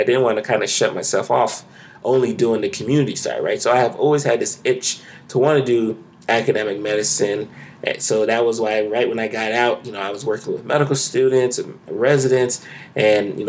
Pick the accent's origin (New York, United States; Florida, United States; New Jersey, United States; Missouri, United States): Florida, United States; you're born and raised in Florida